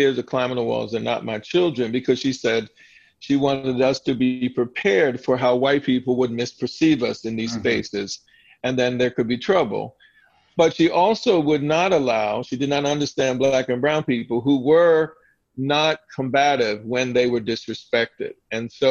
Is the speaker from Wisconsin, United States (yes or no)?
no; Southern Delaware, United States; my family growing up in Southern Delaware